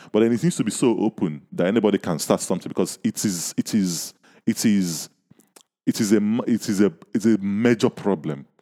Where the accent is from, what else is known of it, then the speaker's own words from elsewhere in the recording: Nigeria; I'm from Nigeria, I live in Nigeria